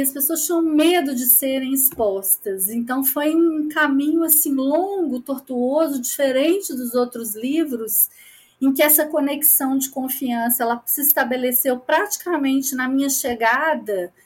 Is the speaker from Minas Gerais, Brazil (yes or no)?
yes; Minas Gerais, Brazil; eu sou uma jornalista mineira